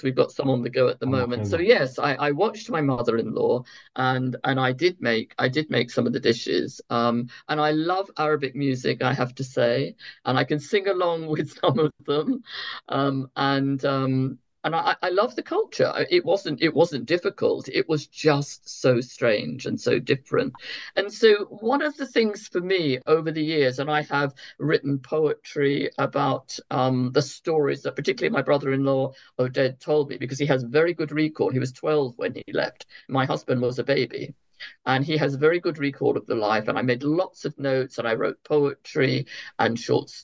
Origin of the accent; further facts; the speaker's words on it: London, United Kingdom; I was born in London in 1952